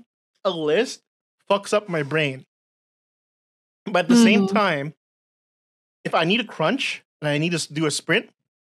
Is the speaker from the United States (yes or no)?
yes; United States; I say schedules because I'm American in my upbringing.